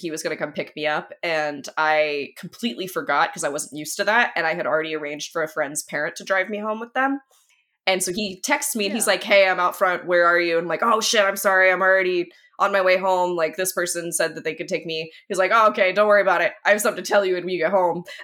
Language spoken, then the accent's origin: English; Oklahoma, United States; also raised in the South. I'm from Oklahoma